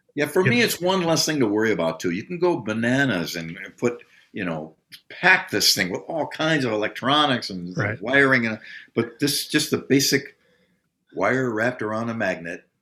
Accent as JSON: {"language": "English", "country": "United States", "said": "as an American of my age, because we grew up, we're the post World War II generation."}